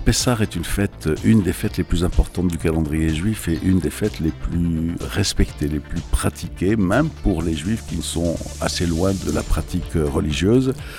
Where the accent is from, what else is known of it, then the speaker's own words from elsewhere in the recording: Algeria; now in France; Moi, je suis né en Algérie également à l'époque où l'Algérie était française. Je vis en France.